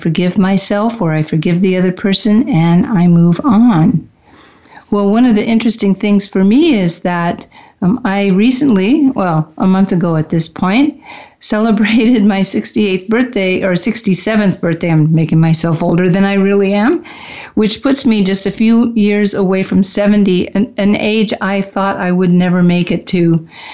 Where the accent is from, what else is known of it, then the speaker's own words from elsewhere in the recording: Midwest, United States; born there; I was born in the Midwest. I wasn't completely raised there. I was raised all over the U.S., but mostly have Midwest roots.